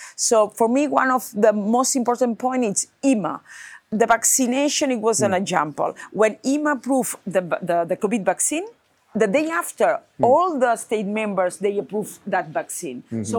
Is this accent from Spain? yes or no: yes; Barcelona, Catalonia, Spain; Nuri is from Barcelona and I'm from Barcelona too.